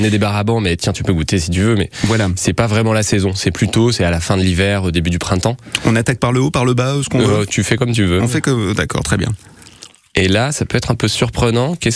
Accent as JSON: {"language": "French", "area": "Pilat", "region": "Auvergne-Rhône-Alpes", "country": "France", "tie": "born or raised there", "said": "j'ai grandi dans le Pila"}